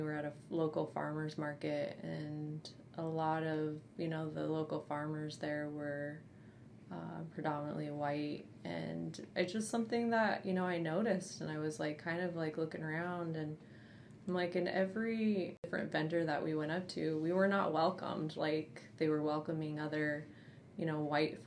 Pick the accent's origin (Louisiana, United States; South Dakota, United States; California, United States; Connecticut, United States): South Dakota, United States; I grew up in South Dakota where, you know, it's racism exists daily, all the time